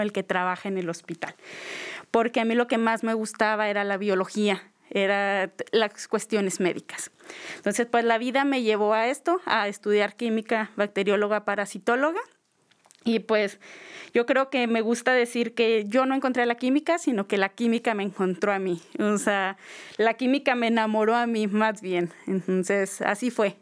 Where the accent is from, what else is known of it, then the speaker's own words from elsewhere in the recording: Creel, Chihuahua, Mexico; yo soy de Krill, de Krill, Chihuahua, pues como bien saben, un pueblo pequeño